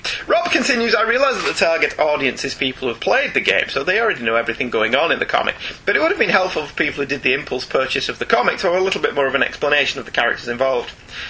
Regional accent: New Jersey, United States; moved away; I'm actually from New Jersey, so I'm a Northman myself. I moved away before I developed the Jersey accent.

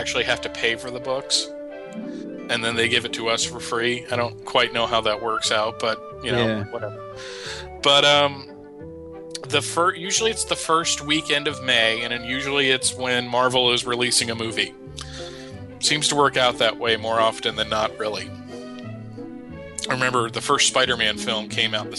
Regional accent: Allentown, Pennsylvania, United States; moved away; also born or lived in the South (US); I grew up in Pennsylvania, Allentown area.

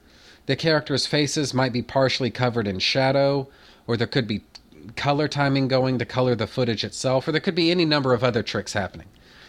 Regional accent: United States; I'm not Australian. I'm American. I've never been to anywhere in Australia

